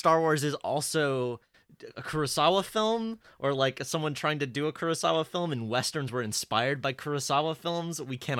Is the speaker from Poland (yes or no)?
no; Canada; As a Canadian